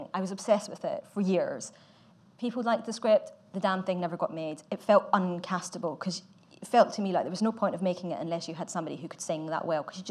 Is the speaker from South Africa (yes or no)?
no; Glasgow, Scotland, United Kingdom; I'm from Glasgow